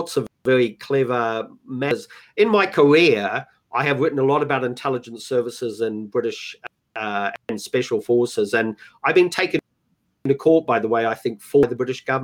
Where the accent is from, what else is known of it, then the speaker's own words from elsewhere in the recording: New Zealand; moved away; also born or lived in Los Angeles, United States / United Kingdom; I'm a Kiwi, I've spent most of my life abroad